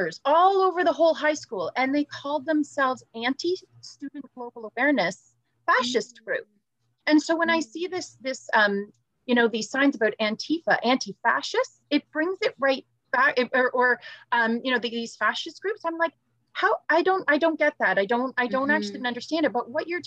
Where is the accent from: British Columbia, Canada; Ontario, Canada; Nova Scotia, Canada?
Ontario, Canada; York Region, Greater Toronto Area; I grew up in Northern Ontario, or I was born in Northern Ontario, but then grew up in York Region, in the GTA